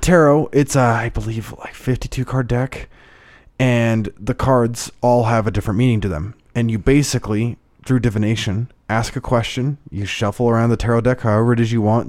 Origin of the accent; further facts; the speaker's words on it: Idaho, United States; moved away as an adult; my hometown. It's a town of ten thousand people